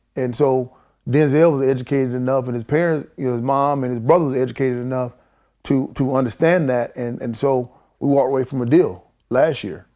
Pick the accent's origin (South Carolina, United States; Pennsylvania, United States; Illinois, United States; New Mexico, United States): South Carolina, United States; near Spartanburg; in my hometown, and then in Spartanburg, which is, you know, fifteen minutes away from my hometown, I spent a lot of time there. And then Spartanburg County, which is the cli-, county we